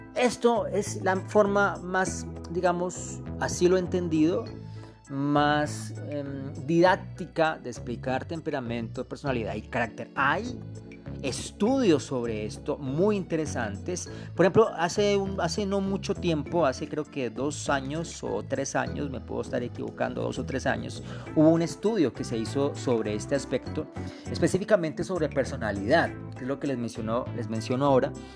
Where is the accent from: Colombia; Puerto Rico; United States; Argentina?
Colombia; Colombia del alma, mi tierra hermosa